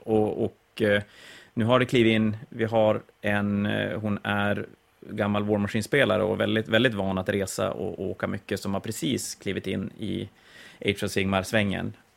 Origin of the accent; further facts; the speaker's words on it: Sweden; Som svensk